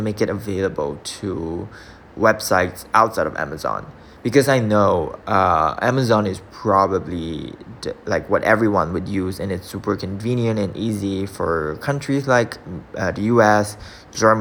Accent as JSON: {"language": "English", "country": "Singapore", "said": "I'm from Singapore"}